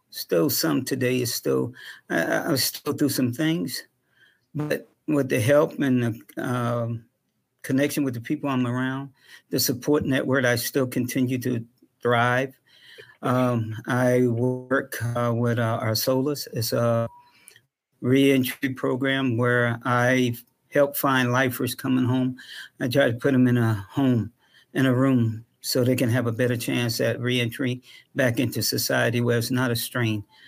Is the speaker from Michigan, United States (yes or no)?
no; Charleston, South Carolina, United States; I myself went through a lot of racial injustice growing up in Charleston, South Carolina